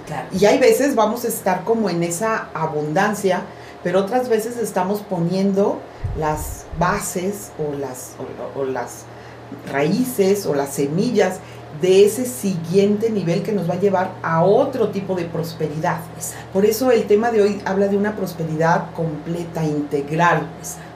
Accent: Veracruz, Mexico; moved away; yo soy de Veracruz

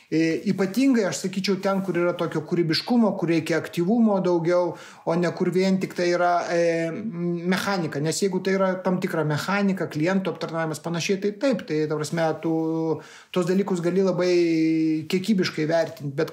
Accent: Lithuania; mes lietuviai žinome, kad lasda turi visą laiką du galus.

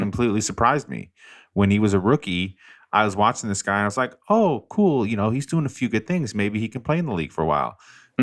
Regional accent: Colorado, United States; now in New Orleans, United States; I'm from Colorado

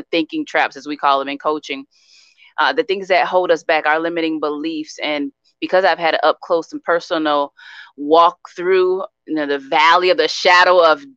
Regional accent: Sarasota, Florida, United States; moved away as an adult; now in Tallahassee, United States; I'm from Sarasota, Florida.

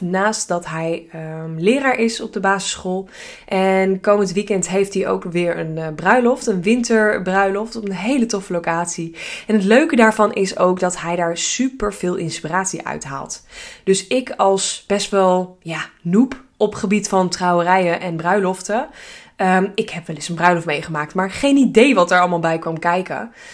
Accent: Hilversum, North Holland, Netherlands; we zijn allebei geboren getogen in Hilversum

